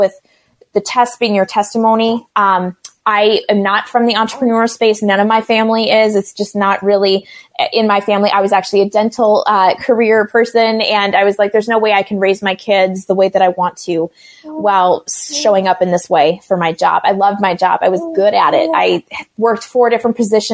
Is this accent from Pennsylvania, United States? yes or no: no; Minnesota, United States; I am a Minnesota mama. I've been born and raised in this state